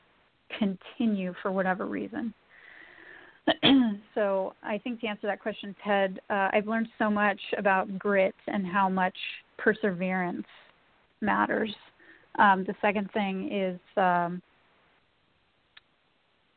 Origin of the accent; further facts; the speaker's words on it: Redlands, California, United States; I was born in Redlands. I grew up in Redlands.